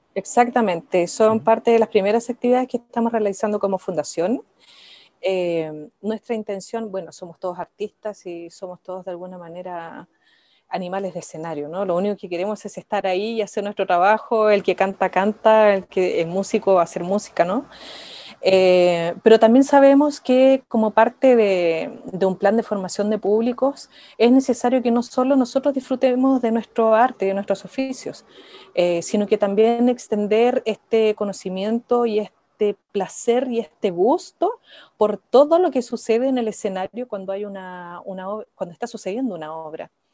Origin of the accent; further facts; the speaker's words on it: Iquique, Tarapacá, Chile; Yo soy de Iquique